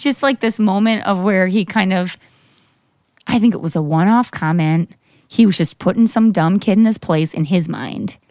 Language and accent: English; Grand Haven, Michigan, United States; moved away; I grew up in Grand Haven, which is Coast Guard City, U S